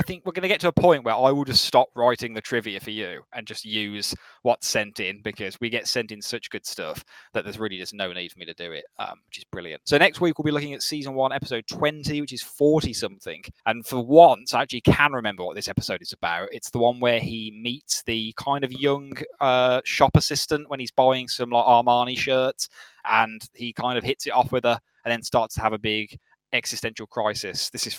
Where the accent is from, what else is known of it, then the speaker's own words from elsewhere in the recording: California, United States; Honestly, I'm starting to come to the conclusion that I, as a Californian, have no right in commenting as a stereotypical American.